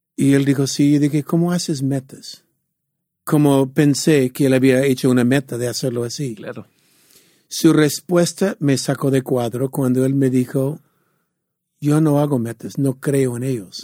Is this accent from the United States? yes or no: yes; San Diego, California, United States; yo soy de San Diego